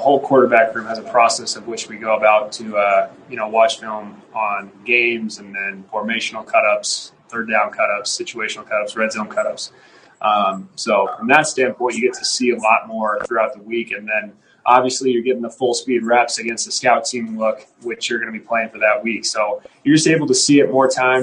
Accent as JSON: {"language": "English", "area": "the Northwest", "region": "Pacific Northwest", "country": "United States", "tie": "born or raised there", "moved": "yes", "said": "growing up in the Northwest and, you know, playing at Boise State"}